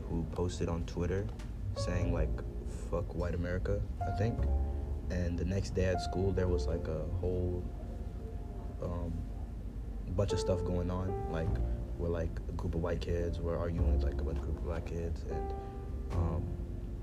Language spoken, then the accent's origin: English; Des Moines, Iowa, United States; also born or lived in Ames, Iowa; I was born in Des Moines, Iowa